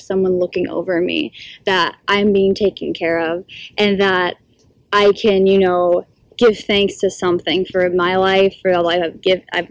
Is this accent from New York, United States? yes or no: no; Arizona, United States; moved away as an adult; I'm from Arizona